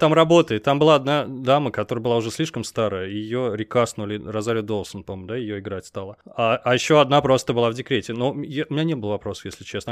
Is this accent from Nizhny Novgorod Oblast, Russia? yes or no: yes; Nizhny Novgorod, Nizhny Novgorod Oblast, Russia; Я в Нижнем Новгороде рос.